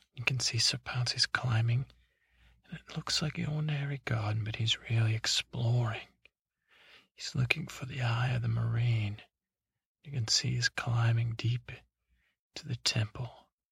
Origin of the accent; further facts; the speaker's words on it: United States; I'm American